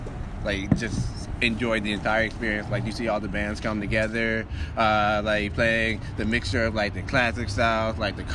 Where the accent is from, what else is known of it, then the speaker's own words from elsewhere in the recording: Marietta, Georgia, United States; Marietta, Georgia, outside Atlanta.